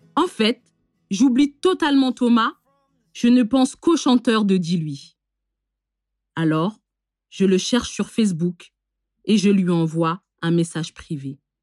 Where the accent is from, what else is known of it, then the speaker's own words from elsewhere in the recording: France; je suis née en France, mais mes parents sont originaires du Bénin